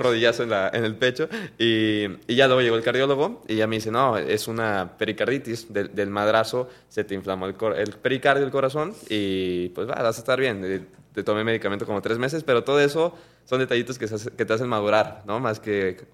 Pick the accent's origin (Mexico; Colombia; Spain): Mexico; como mexicanos